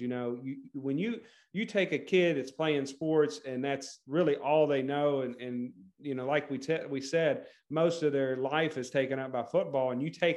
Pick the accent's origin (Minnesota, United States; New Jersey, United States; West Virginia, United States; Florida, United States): West Virginia, United States; my home state, WVU